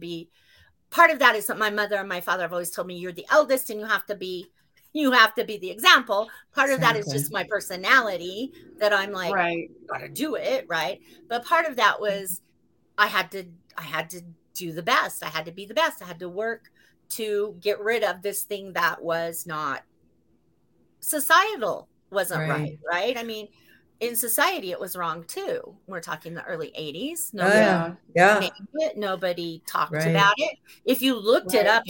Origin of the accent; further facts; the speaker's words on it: Utah, United States; moved away; I'm from Utah and I go to the U.